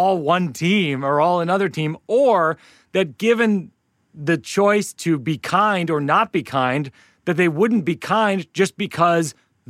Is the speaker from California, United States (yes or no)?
no; Houston, Texas, United States; I grew up in Houston and like, you know, I know red, you know, this guy is like, who's a redneck named Scott.